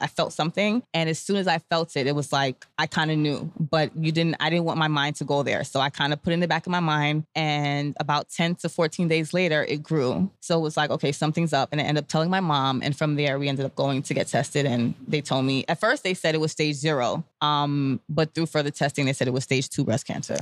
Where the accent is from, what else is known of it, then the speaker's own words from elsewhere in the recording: New York City, New York, United States; I'm born and raised in Brooklyn from a Grenadian, um, Grenadian parentage